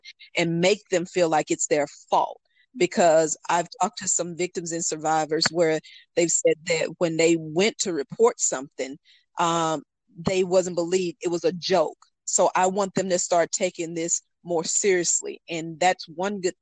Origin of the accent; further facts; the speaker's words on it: North Carolina, United States; here in my home state